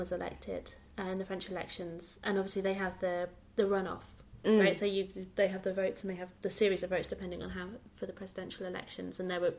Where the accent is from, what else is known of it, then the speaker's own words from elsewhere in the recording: Lincolnshire, East Midlands, United Kingdom; moved away as an adult; now in London, United Kingdom; I've never voted in Lincolnshire. I left Lincolnshire when I was 18.